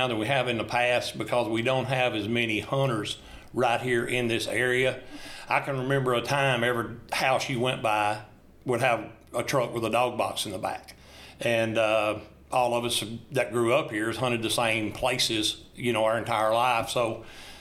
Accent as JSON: {"language": "English", "town": "Bath Springs", "region": "Tennessee", "country": "United States", "tie": "born or raised there", "said": "I'm from Bath Springs, Tennessee. I've been here my entire life"}